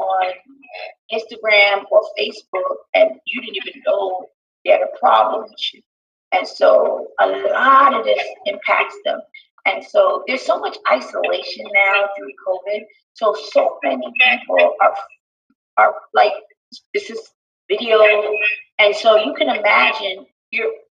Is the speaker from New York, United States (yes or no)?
yes; New York City, New York, United States; I was born and raised in Brooklyn